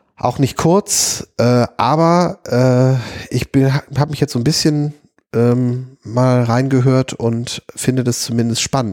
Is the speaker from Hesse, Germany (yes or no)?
no; Wuppertal, North Rhine-Westphalia, Germany; bei uns in Wuppertal